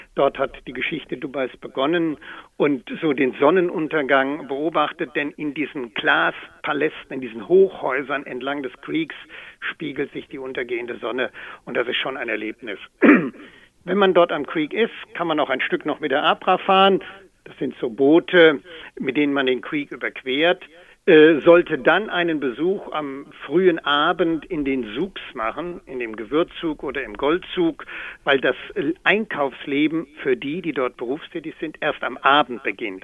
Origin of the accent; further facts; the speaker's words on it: Germany; als Deutscher